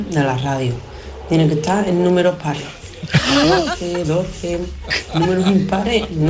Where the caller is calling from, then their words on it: Córdoba, Andalusia, Spain; compañeros de Canal Sur … de Córdoba.